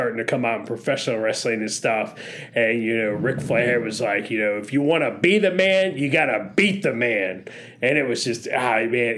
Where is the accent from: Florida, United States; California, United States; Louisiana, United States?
Florida, United States; North; I grew up in North Florida.